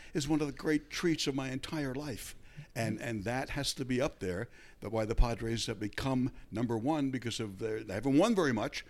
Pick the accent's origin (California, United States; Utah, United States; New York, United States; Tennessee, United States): New York, United States; now in San Diego, United States; I'm from New York